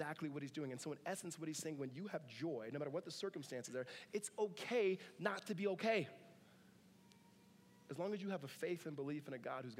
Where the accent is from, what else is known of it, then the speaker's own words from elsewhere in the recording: Southern California, United States; Grew up in Southern California.